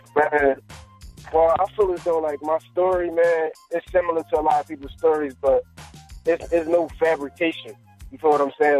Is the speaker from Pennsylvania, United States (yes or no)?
yes; Philadelphia, Pennsylvania, United States; I'm from Philly, uptown area